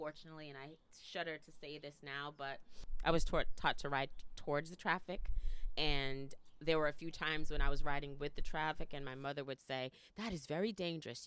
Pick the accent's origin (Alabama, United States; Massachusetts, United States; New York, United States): Massachusetts, United States; Boston; also born or lived in Philadelphia; we moved from Boston when I was in the fifth grade to the suburbs